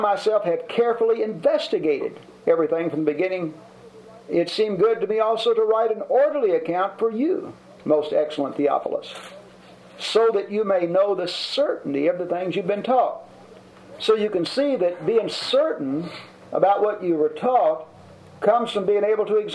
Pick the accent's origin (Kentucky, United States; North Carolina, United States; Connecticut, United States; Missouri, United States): Kentucky, United States; Louisville; I am from Louisville, Kentucky